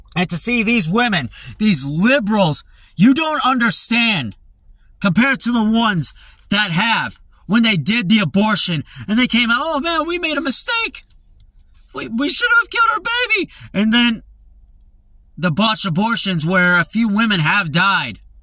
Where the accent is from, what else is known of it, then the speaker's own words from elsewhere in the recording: United States; we grew up in America